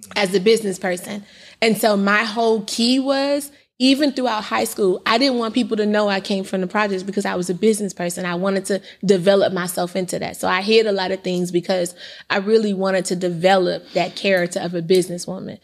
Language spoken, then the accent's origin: English; Indiana, United States; also born or lived in California; when I came back from California to Indiana, um, at eighteen